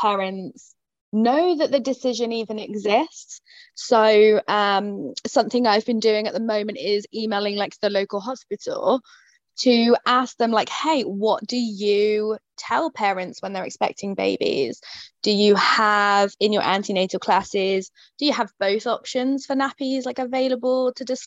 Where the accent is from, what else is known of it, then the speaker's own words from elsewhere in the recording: Yeovil, South West England, United Kingdom; I'm based in Somerset in the UK. So my hometown is Yeovil